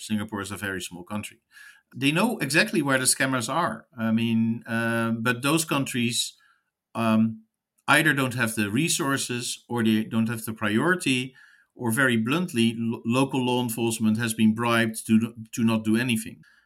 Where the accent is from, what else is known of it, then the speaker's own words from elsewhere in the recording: United States; as an American